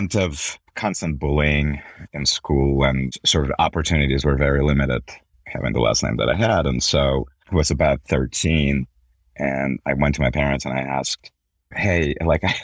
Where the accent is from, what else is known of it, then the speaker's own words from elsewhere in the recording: Belarus; also born or lived in Milwaukee, Wisconsin / New York; now in Salt Lake City, United States; I grew up in Belarus when it was part of former Soviet Union